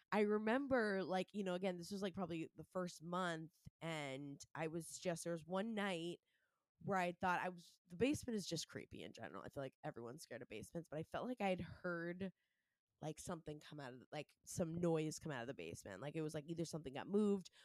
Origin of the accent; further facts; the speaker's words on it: Scarborough, Maine, United States; moved away; I'm from Maine originally. And I was growing up with myself, my two brothers, mom and dad before they got divorced. Um, in Scarborough, Maine